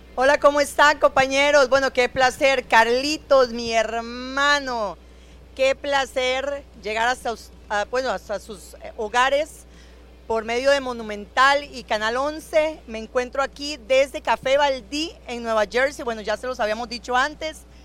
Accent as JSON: {"language": "Spanish", "country": "Costa Rica", "said": "lo que somos nosotros, los ticos, aquí en el extranjero"}